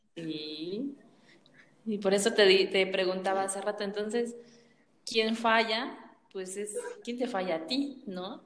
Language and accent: Spanish; Mexico; nosotros somos de México